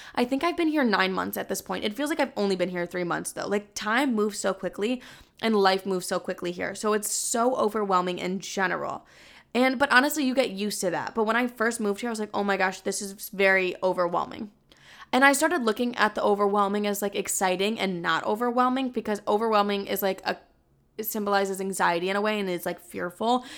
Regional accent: Texas, United States; accent: Southern; now in New York, United States; my Southern accent.

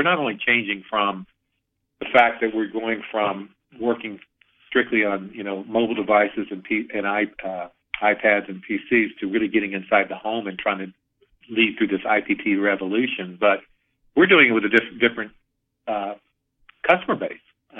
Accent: the South, United States; it's an old Southern phrase that I'm from the South

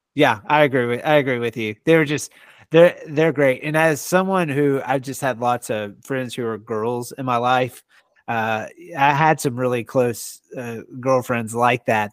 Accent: Longview, Texas, United States; moved away as an adult; now in Oklahoma, United States; I grew up in Texas.

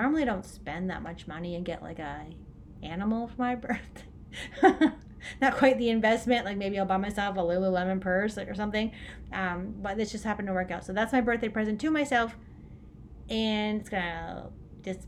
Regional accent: Orangeville, Ontario, Canada; moved away; I'm from Orangeville, right? So Orangeville, Ontario, Canada.

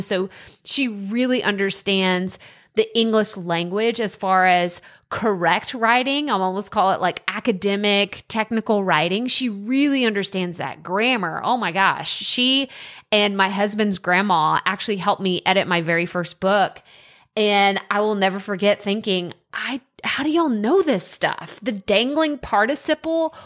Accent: Texas, United States; accent: country; I moved four hours away from my hometown, and I was in a school in Texas, and I got made fun of because of my accent

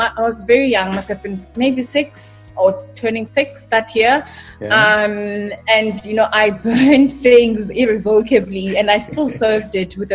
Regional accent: East London, Eastern Cape, South Africa; born and raised in East London, Mtanzane

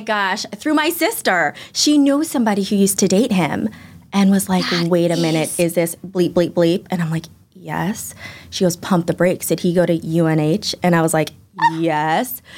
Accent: Chicago, Illinois, United States; also born or lived in Los Angeles; now in Boston, United States; Born and raised in Chicago

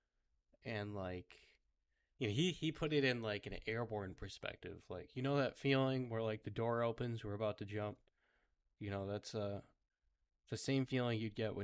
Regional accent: United States; I'm an American

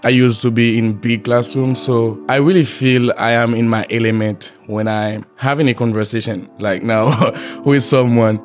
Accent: Haiti; moved away as an adult; now in Fayetteville, United States; I am from Haiti. I've been living in Fayetteville, Arkansas for a year now.

